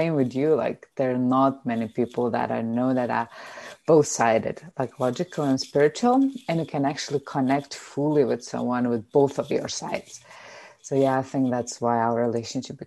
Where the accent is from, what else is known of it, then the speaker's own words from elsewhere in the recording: Lithuania; English is a second language; moved away as an adult; also born or lived in Germany / Denmark / China / Australia; I'm Lithuanian. I've been living in many different countries like Germany, Denmark, China, Australia